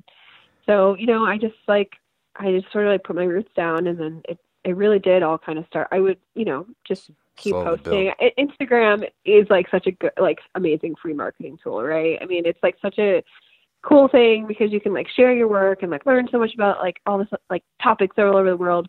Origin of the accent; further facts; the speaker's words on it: Midwest, United States; also born or lived in Ohio; I grew up in the Midwest since sixth grade. I left for a year and I've been back since 2013